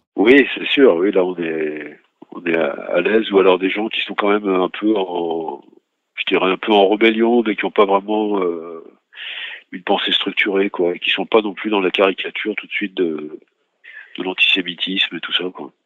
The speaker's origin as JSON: {"language": "French", "town": "Lyon", "region": "Auvergne-Rhône-Alpes", "country": "France", "tie": "born or raised there", "moved": "as an adult", "lives_now": "Paris, France", "said": "Je suis né à Lyon, donc je suis venu à Paris aussi pour faire mes études. Donc c'était un... et puis j'y vis maintenant"}